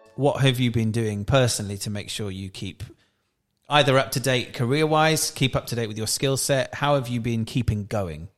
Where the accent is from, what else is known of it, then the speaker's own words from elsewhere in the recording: South Wales, United Kingdom; we're both from South Wales